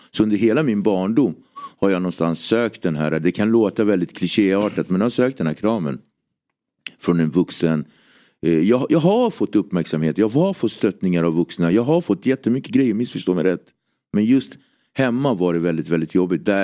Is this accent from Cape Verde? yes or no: yes; Cape Verde; Jag kommer från Kap Verde-öarna där man tog slavar från Västafrika över till eh, andra sidan Västindien